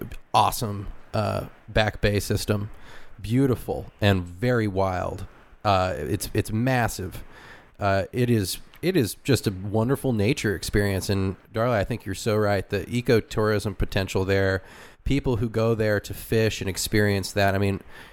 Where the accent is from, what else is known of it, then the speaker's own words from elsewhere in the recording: Ojai, California, United States; Ojai, my hometown in Ventura County, a beautiful coastal county. Ojai's kind of a coastal town there. It's just over the hills, the coastal mountains.